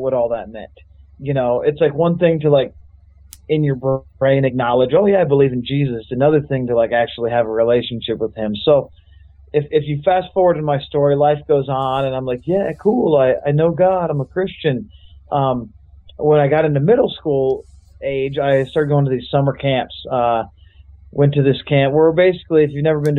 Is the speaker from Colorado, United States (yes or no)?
yes; Colorado, United States; I grew up in Colorado